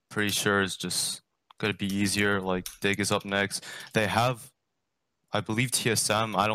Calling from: Virginia, United States

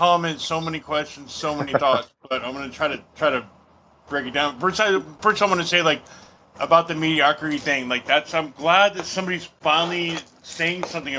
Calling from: Portland, Oregon, United States; I'm from Portland, Oregon.

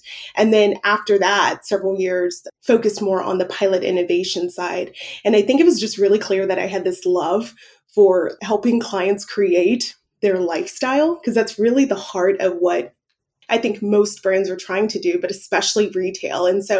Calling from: Dallas, Texas, United States; I'm calling in from Dallas

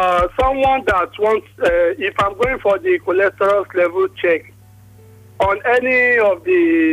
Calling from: Lagos, Nigeria; I'm calling from Apapa.

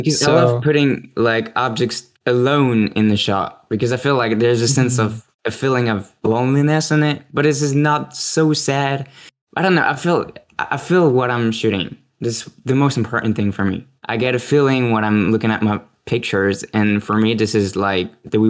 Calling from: France

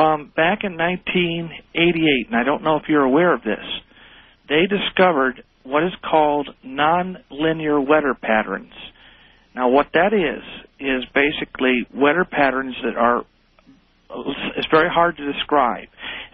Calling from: Mansfield, Ohio, United States; I'm calling from Mansfield, Ohio.

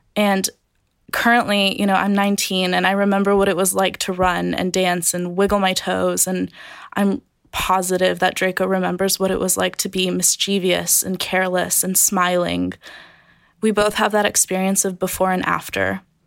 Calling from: Carlsbad, California, United States; I'm calling from Carlsbad, California.

